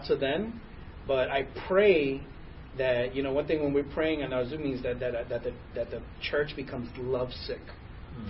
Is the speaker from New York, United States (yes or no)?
yes; New York, United States; now in Texas, United States; I'm from New York, and you know my wife's family's still in New York